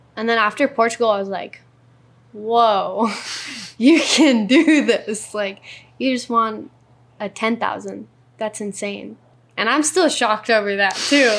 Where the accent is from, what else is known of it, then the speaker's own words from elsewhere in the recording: North Shore of Oahu, Hawaii, United States; I was born and raised on the North Shore. So, seventeen years, my whole life.